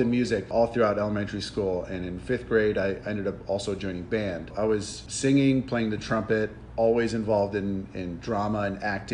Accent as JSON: {"language": "English", "town": "Madison Heights", "region": "Michigan", "country": "United States", "tie": "born or raised there", "also_born_or_lived": "Rochester, Michigan", "said": "I grew up in Madison Heights, Michigan."}